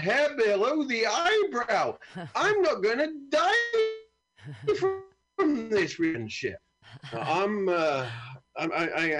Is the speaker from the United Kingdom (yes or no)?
yes; United Kingdom; moved away; I'm from a great country. We've had it in the name for 2,000 years